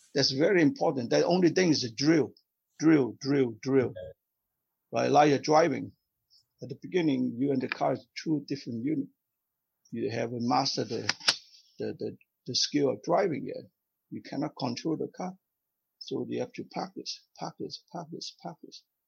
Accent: South Vietnam, Vietnam; moved away as an adult; now in Canada; I came from South Vietnam. I, I lost my home, my country because of communism, right? So I yeah. came to Canada

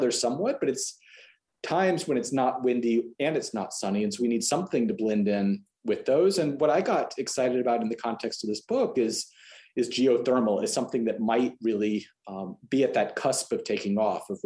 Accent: Texas, United States; as a Texan

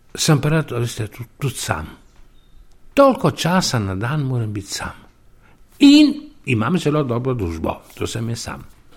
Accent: Soča Valley, Slovenia; moved away as an adult; also born or lived in Ljubljana; now in Vrhpolje pri Vipavi, Slovenia; iz Goričana, iz Soške doline, srednje Soške doline

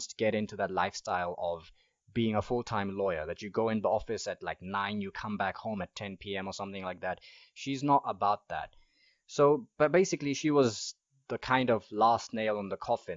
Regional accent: Mahalapye, Central District, Botswana; also born or lived in Gaborone / Palapye; I spent my childhood in Mahalape, but Palape is where I went to high school

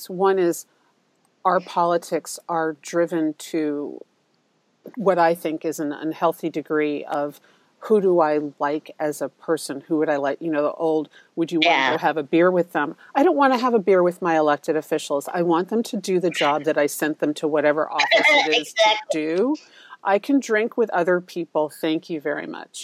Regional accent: New York City, New York, United States; I grew up in Manhattan

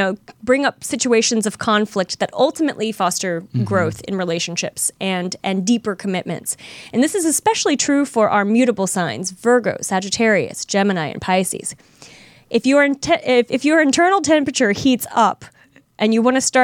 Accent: St. Louis, Missouri, United States; moved away; my hometown of St. Louis

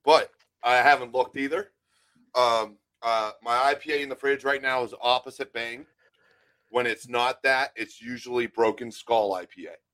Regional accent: Western Pennsylvania, United States; moved away as an adult; also born or lived in Pitcairn, Pennsylvania / Monroeville, Pennsylvania / Altoona, Pennsylvania / Blairsville, Pennsylvania; I grew up in the city. I grew up like uh, basically in the ghetto

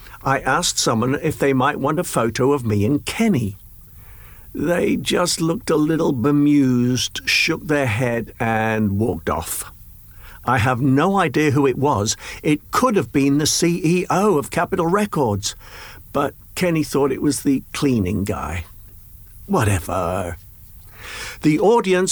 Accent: Lancashire, North West England, United Kingdom; moved away; I was born in Lancashire.

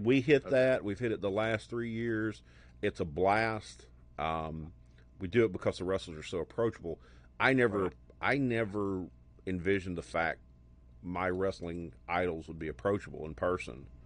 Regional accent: Birmingham, Alabama, United States; I grew up in Birmingham, okay. south of Birmingham, where there was no cable

